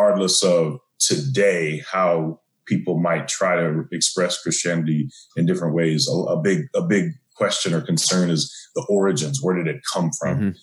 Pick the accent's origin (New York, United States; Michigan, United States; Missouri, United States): Missouri, United States; St. Louis; I'm born and raised in St. Louis, Missouri.